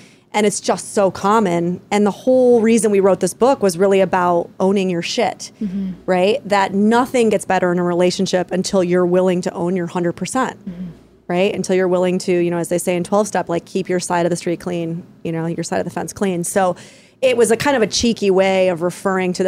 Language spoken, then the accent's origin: English; New York, United States; moved away; I'm from New York